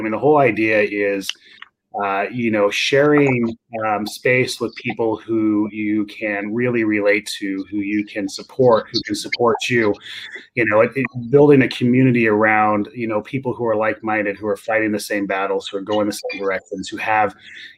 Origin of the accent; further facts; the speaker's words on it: Fresno, California, United States; I'm from Fresno, right? And I'm from basically the Nowhereville of California.